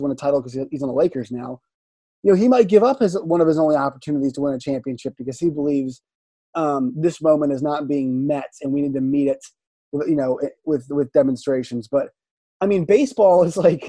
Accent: Richmond, Virginia, United States; I grew up in Richmond

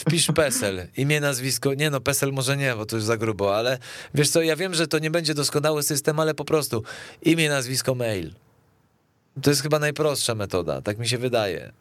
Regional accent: Poland

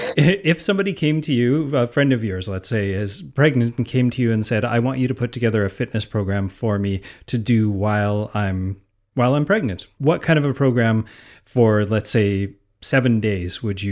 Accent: Canada; And since we're both from Canada

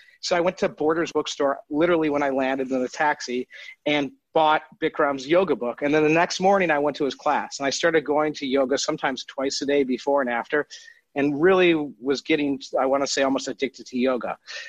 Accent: Detroit, Michigan, United States; moved away as an adult; also born or lived in Nashville / Los Angeles; So I was a Jewish kid growing up in Detroit

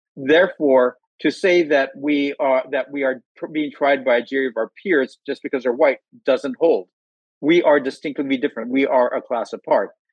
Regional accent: outside of Los Angeles, Southern California, United States; I grew up in, in Southern California, outside of Los Angeles

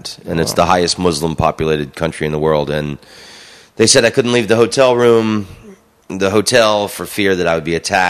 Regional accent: United States; I'm from the United States.

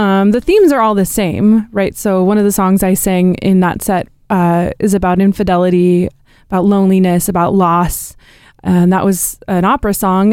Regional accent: Hood River, Oregon, United States; now in Portland, United States; I grew up in a town, um, called Hood River

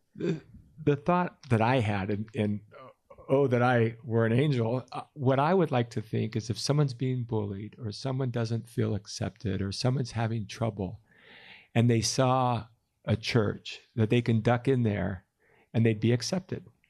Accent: Calabasas, California, United States; moved away as an adult; now in Utah, United States; I grew up in Calabasas, California

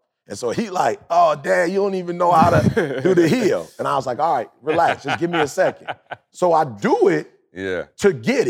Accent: Detroit, Michigan, United States; just growing up in Detroit, you couldn't afford an automatic.

